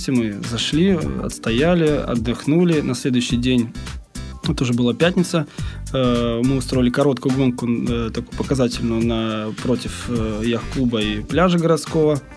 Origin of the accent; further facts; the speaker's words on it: Crimea, Ukraine; Я, я сам э, родом из Крыма, да, и с детства гонялся Куба Крыма.